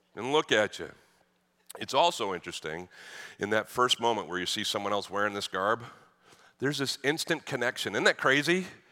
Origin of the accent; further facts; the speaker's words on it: Boston, Massachusetts, United States; I grew up in Boston